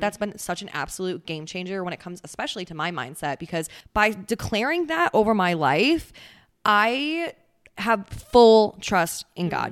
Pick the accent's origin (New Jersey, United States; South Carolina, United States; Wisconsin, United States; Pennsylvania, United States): Wisconsin, United States; Central; moved away as an adult; now in Texas, United States; I'm originally from Central Wisconsin.